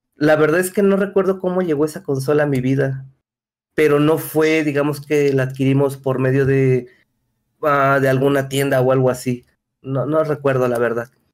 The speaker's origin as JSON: {"language": "Spanish", "region": "Mexico City", "country": "Mexico", "said": "soy de la Ciudad de México, de México"}